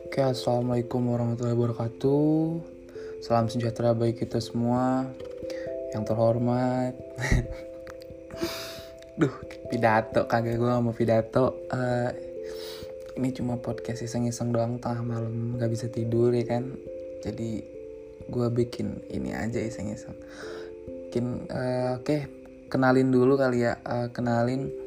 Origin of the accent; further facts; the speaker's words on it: Rangkasbitung, Banten, Indonesia; Gua adalah orang Jawa yang lahir dan besar di Banten